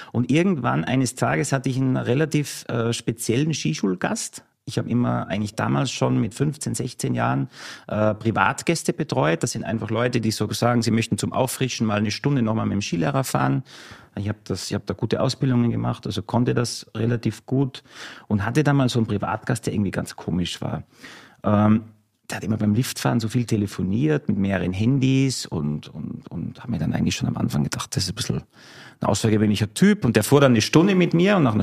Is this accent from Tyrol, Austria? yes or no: no; Salzburg, Austria; Ein waschechter Salzburger, Salzburg Land, äh, genauer gesagt im Salzburger Lungau, ist eine sehr idyllische Region.